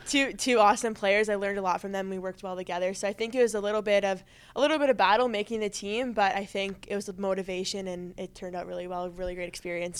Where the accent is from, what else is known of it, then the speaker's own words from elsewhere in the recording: Canada; moved away as an adult; growing up in Canada